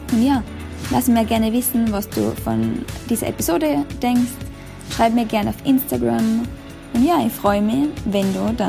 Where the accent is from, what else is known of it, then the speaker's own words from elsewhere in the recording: Austria; ich komme wie wahrscheinlich halt aus Österreich